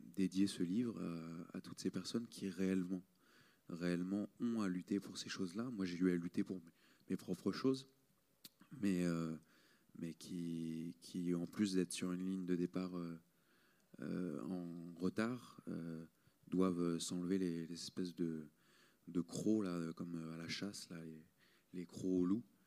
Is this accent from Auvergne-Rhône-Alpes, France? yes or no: no; Marseille, Provence-Alpes-Côte d'Azur, France; je viens de Marseille